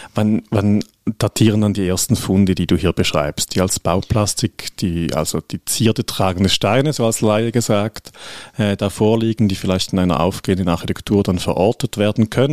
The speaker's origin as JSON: {"language": "German", "region": "St. Gallen", "country": "Switzerland", "said": "als St. Galler"}